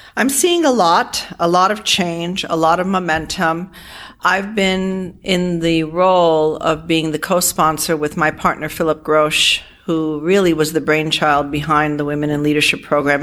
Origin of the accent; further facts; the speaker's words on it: Providence, Rhode Island, United States; moved away as an adult; now in Toronto, Canada; I grew up in Providence, Rhode Island in a immigrant home uh, full of Armenian people